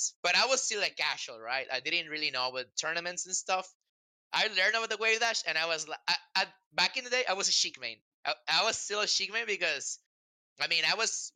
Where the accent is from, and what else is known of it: Mexico; born or raised there; English is a second language